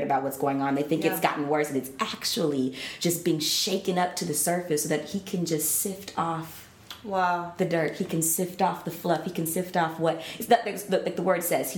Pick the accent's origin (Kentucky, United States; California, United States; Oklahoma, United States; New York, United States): Oklahoma, United States; I grew up in Oklahoma